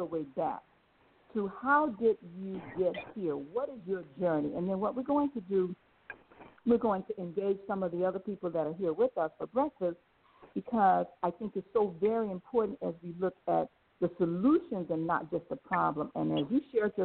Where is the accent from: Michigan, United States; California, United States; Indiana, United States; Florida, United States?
Florida, United States; Palm Beach County; the county of Palm Beach County, my hometown.